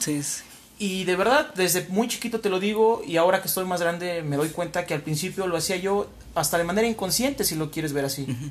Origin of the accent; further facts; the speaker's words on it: Huamantla, Tlaxcala, Mexico; moved away as an adult; now in Puebla, Mexico; Soy nacido y criado aquí en, en Huamantla, la bella ciudad de Huamantla, donde viví hasta los 20 años